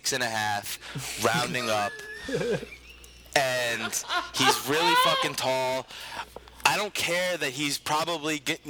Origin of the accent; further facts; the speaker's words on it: Providence, Rhode Island, United States; I'm from Providence, my good man.